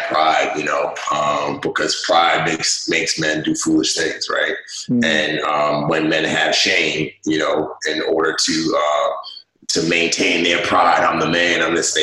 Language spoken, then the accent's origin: English; New York City, New York, United States; also born or lived in Nigeria; my entire life as a kid growing up in the Bronx, I never thought that I would make it out of the Bronx.